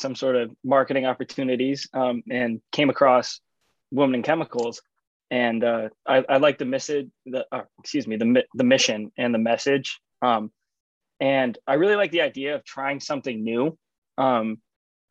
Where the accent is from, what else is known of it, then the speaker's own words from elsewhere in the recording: Stonington, Connecticut, United States; moved away as an adult; now in Burlington, United States; I'm from Stonington, Connecticut. It's near the Mystic area, if anyone knows where that is, like southeastern Connecticut